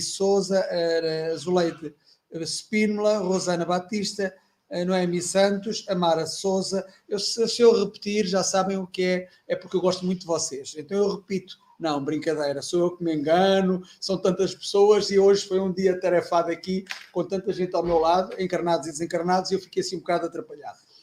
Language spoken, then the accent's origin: Portuguese; Castelo Branco, Centro, Portugal; Eu nasci em Castelo Branco